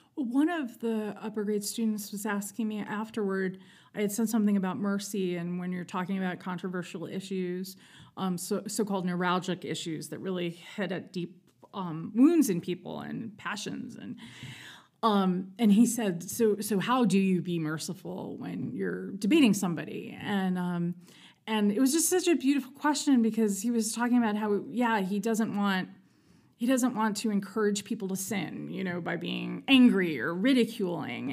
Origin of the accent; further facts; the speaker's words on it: New York City, New York, United States; I'm from New York City. I was born in Manhattan